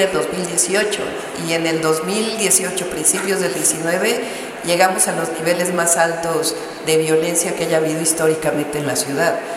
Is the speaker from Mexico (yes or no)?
yes; Mexico City, Mexico; soy mujer, nací en la Ciudad de México.